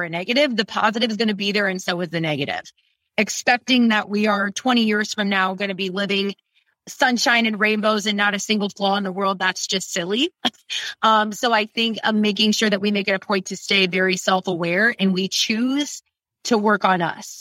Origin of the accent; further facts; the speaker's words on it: Ohio, United States; also born or lived in New York; now in Austin, United States; born and raised in Ohio